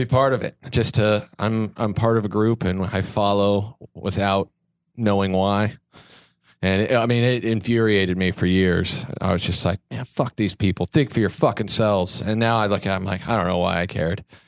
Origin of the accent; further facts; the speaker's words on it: Kansas, United States; moved away as an adult; now in Los Angeles, United States; growing up in Kansas